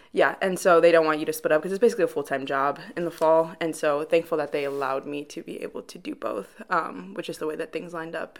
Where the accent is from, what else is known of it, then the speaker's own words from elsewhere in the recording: Chicago, Illinois, United States; moved away as an adult; now in Wheaton, United States; I'm from Chicago, Illinois, proper city, so not necessarily Wheaton, but actual wow. Chicago.